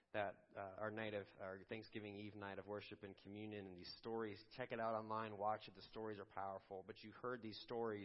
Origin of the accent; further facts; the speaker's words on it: Chicago, Illinois, United States; now in Pittsburgh, United States; our days growing up in Chicago in the suburbs